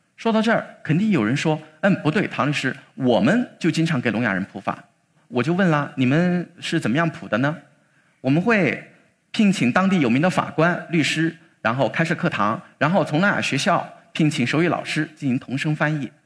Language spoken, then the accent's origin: Chinese; Chongqing, China; 我们重庆的解放碑和朝天门呢，它是属于我们重庆当地的一个地标